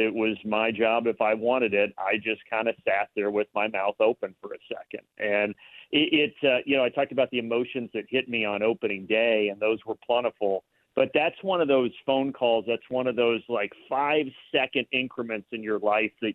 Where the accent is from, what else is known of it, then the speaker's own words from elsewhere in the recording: Indiana, United States; I grew up in Indiana